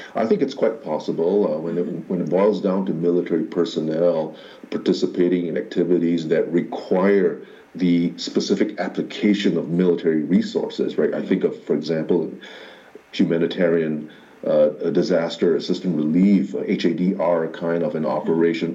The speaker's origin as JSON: {"language": "English", "country": "Singapore", "said": "the Singapore Armed Forces, my, my, my home country's uh, uh, military forces"}